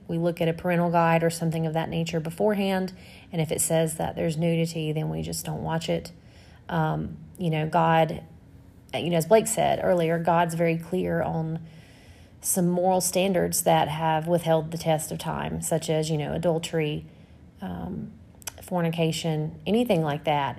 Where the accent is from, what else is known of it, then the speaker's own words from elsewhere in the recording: the South, United States; we're from the South